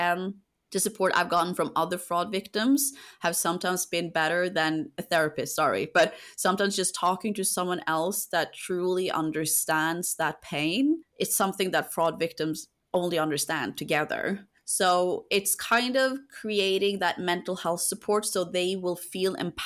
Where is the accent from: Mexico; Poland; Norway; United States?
Norway; moved away as an adult; now in United Kingdom; my home country